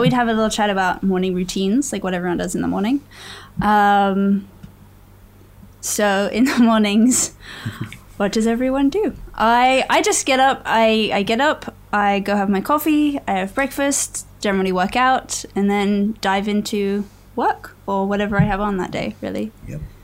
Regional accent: England, United Kingdom; So I am from England. Probably tell from the accent.

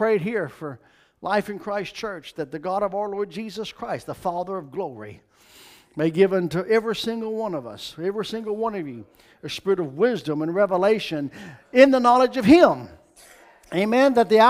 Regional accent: Kentucky, United States; moved away as an adult; It's Kentucky, from where I'm from. I was born and raised in Kentucky. I don't live there now. I've lived in Florida since 95.

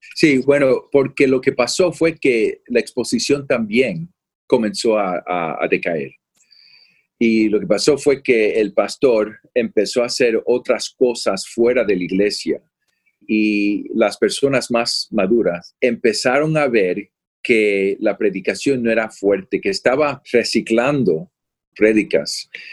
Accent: Florida, United States; also born or lived in Puerto Rico / California; now in Austin, United States; yo soy de Puerto Rico. A los ocho años nos mudamos a la Florida, en los Estados Unidos, y he vivido en California

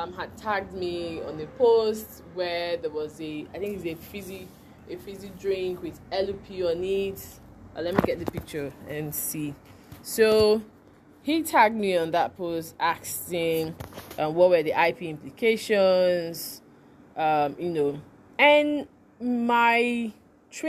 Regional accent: Nigeria; as a true Nigerian, or as a Nigerian

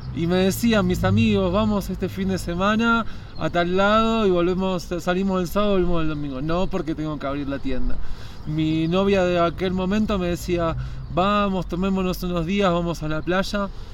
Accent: Escobar, Buenos Aires Province, Argentina; moved away as an adult; Soy de Escobar, se llama el pueblo. Queda unos 50 kilómetros al norte de la capital de Buenos Aires

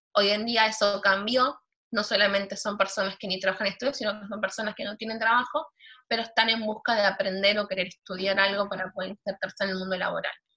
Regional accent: Buenos Aires, Argentina; also born or lived in Villa 1-11-14, Buenos Aires; Yo viví toda mi vida en Flores. Después, a los 16 años, me, me mudé.

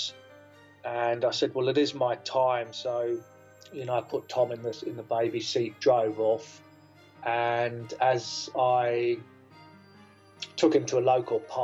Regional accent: Jersey; moved away as an adult; also born or lived in Australia; I am born in Jersey in the Channel Islands. I moved to Australia when I was 26 years old. I lived there for just under 22 years. And I now find myself back in Jersey

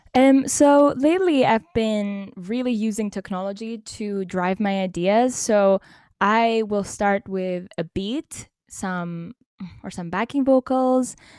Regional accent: Cyprus; I'm from Cyprus

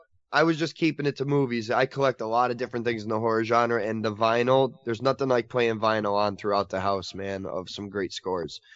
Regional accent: United States; as an American viewer

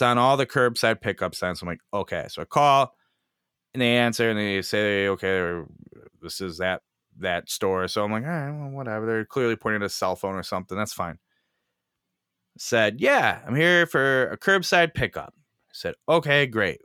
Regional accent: Chicago, Illinois, United States; I'm from Chicago

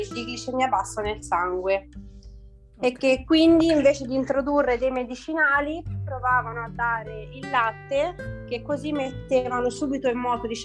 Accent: Tuscany, Italy; eh, vengo dalla Toscana ho 28 anni e 4 figli.

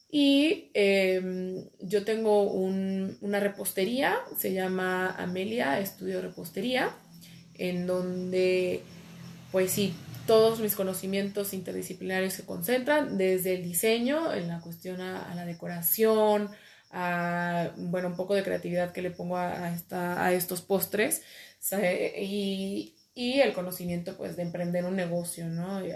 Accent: Mexico; also born or lived in Madrid, Spain; soy una chica mexicana emprendedora por naturaleza.

